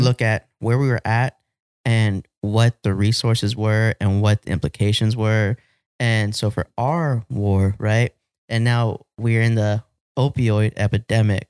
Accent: United States; as a Chicano, like a Mexican American, I can say that I'm, I love being an American

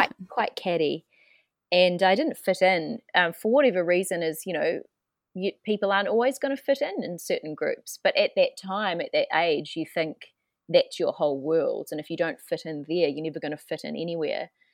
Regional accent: New Zealand; moved away as an adult; also born or lived in Melbourne / Paris; I'm, I'm from New Zealand, um, so way down under

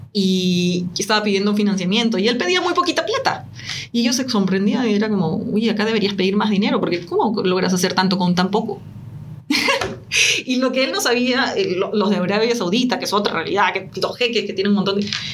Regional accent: Peru; now in Chile; soy de Latinoamérica, nací en Perú, actualmente vivo en Chile

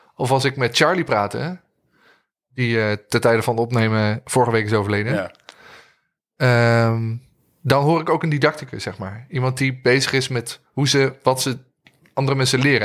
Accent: Arnhem, Gelderland, Netherlands; Toen liep ik al even op de muziekschool rond in Arnhem. Daar kom ik vandaan.

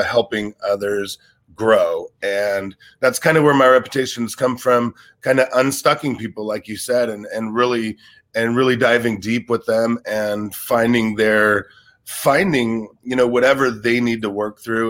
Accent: Los Angeles, California, United States; also born or lived in Sioux Falls, South Dakota; I was in Los Angeles by the time I was about 1.5 years old. So you could kind of say I was raised here

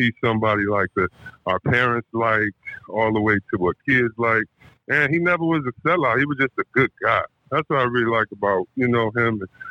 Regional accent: Detroit, Michigan, United States; I'm from Detroit, where we listen to everything.

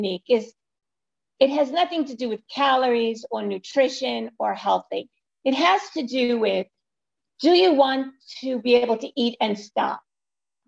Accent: New York City, New York, United States; I live in New York City, not far from the Empire State Building. And I was born in Brooklyn

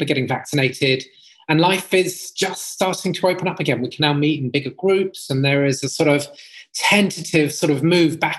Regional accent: Brighton, South East England, United Kingdom; I grew up in Brighton, which is a sort of coastal town right next to the sea, just south of London in England.

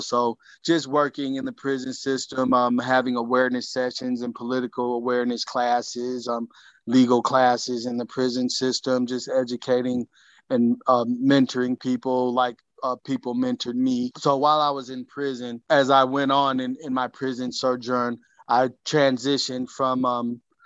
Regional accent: Saginaw, Michigan, United States; moved away as an adult; also born or lived in Grand Rapids, Michigan; I was born and raised in Saginaw, Michigan

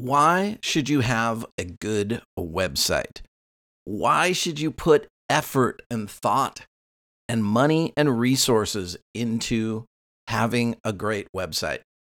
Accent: Costa Mesa, California, United States; my hometown of Costa Mesa, where the school's located

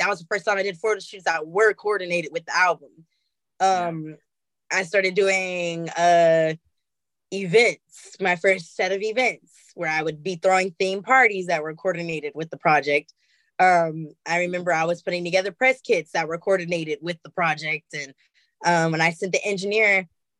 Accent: Oakland, California, United States; I'm from Oakland

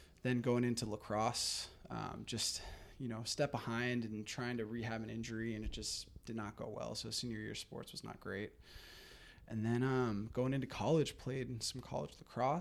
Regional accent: Marin County, California, United States; I grew up here in Marin County, just like Marcus

